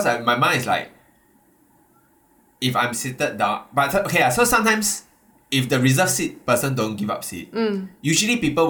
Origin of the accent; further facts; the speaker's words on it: Singapore; I'm a Singaporean